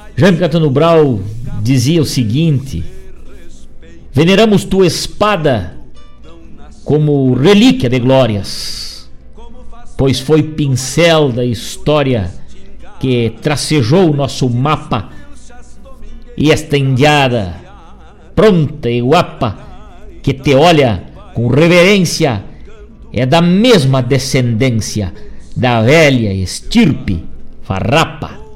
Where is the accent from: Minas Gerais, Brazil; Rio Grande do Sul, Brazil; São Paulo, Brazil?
Rio Grande do Sul, Brazil; Rosário do Sul; moved away; also born or lived in Guaíba; lá na minha terra natal de Rosário do Sul